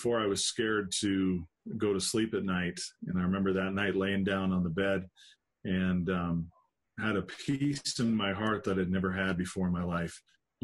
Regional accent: Helena, Montana, United States; also born or lived in Dillon, Montana; I was born in Montana. Spent a lot of my life there. And born in a town called Helena

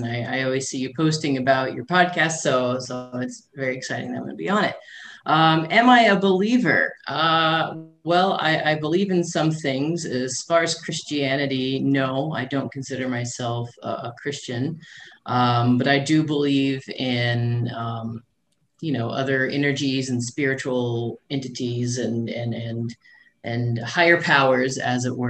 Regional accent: Benton, Illinois, United States; moved away as an adult; also born or lived in St. Louis, Missouri; I grew up in a small town called Benton, Illinois

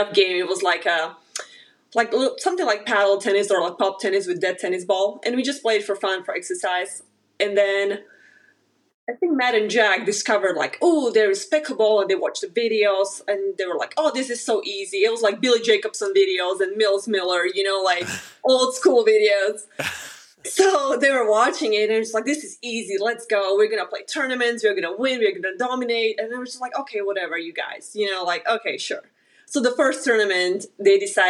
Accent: Slovakia; English is a second language; moved away as an adult; now in Wichita, United States; I grew up in Slovakia, and I started to play tennis when I was 7

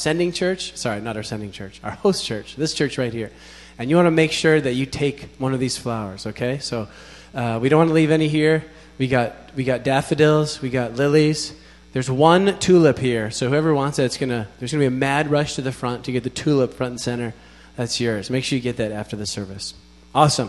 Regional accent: Needham, Massachusetts, United States; the church that I grew up in Needham.

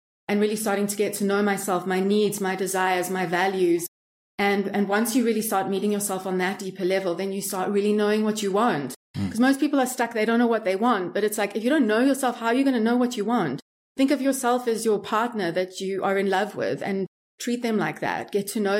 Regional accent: Johannesburg, Gauteng, South Africa; moved away as an adult; also born or lived in Miami, United States / New York City, United States; now in Thailand; I grew up in Johannesburg, which is like the most unsafe city in the world

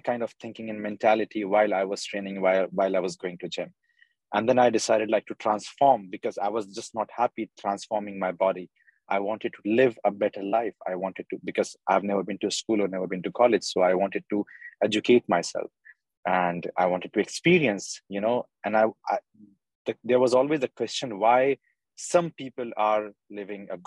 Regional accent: Bhopal, Madhya Pradesh, India; now in United Arab Emirates; I'm from Bhopal, India.

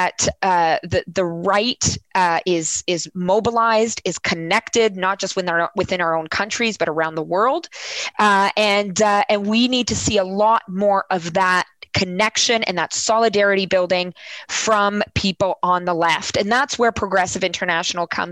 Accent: Canada; as a Canadian council member

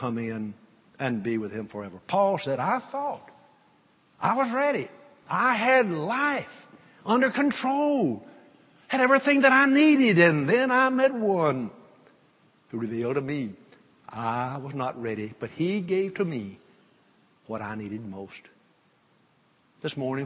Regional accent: North Louisiana, United States; I grew up in North Louisiana

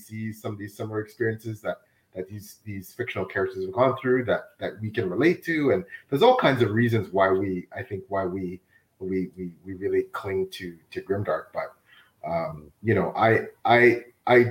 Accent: Toronto, Ontario, Canada; I was born and raised in Toronto.

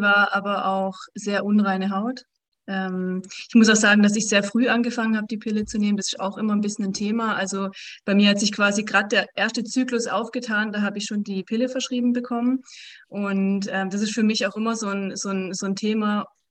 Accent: directly at the Swiss border, Baden-Württemberg, Germany; also born or lived in Switzerland; ich komme aus dem Süden von Deutschland noch, also direkt an der Schweizer Grenze

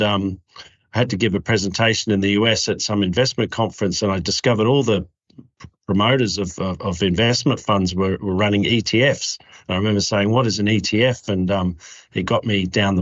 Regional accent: Adelaide, South Australia, Australia; I came from Adelaide, so I'm originally from Adelaide, developed an early interest and liking of economics way back in high school.

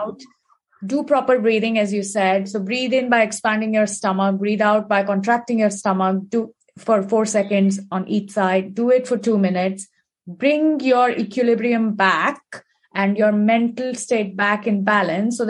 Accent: India; growing up in India, we have heard about this in terms of our scriptures and our ancestors

